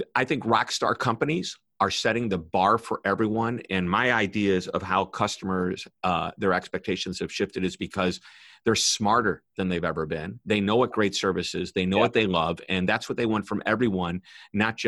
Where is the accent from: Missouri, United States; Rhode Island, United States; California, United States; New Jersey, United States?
Missouri, United States; St. Louis; I'm from St. Louis, Missouri